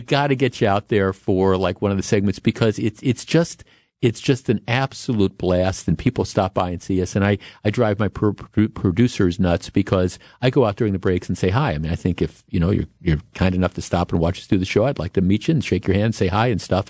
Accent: Glendale, Wisconsin, United States; I grew up in Glendale, and we used to, there used to be a theater on, on Mill Road

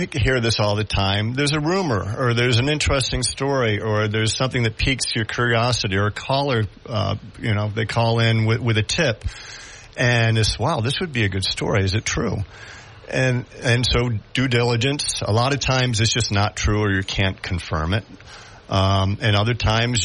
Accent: Syracuse, New York, United States; now in Binghamton, United States; I actually grew up in the Syracuse area. I've been in Binghamton, the Binghamton area, for probably about more than 30 years.

